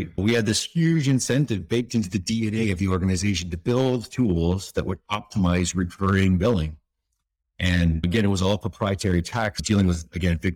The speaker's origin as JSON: {"language": "English", "region": "East Coast of Canada", "country": "Canada", "said": "I was from the East Coast of Canada, very blue collar, working class sort of community."}